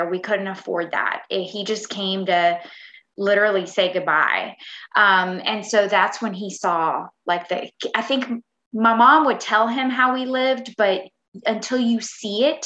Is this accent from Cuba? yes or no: yes; Cuba; now in United States; I was born in Cuba